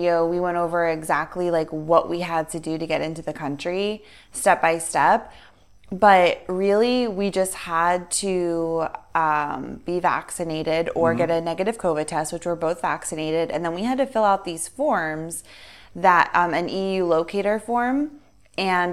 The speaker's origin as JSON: {"language": "English", "country": "United States", "said": "us being American"}